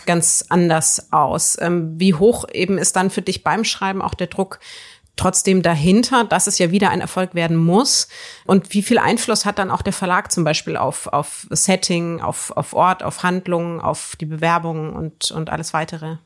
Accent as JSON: {"language": "German", "town": "Würzburg", "region": "Bavaria", "country": "Germany", "tie": "born or raised there", "moved": "yes", "said": "in meiner Heimatstadt Würzburg"}